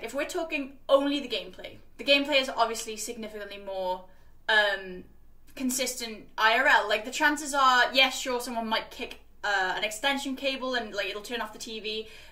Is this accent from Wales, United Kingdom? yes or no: yes; Wales, United Kingdom; I was from Wales, where it was, like, 6 or 7 people at the time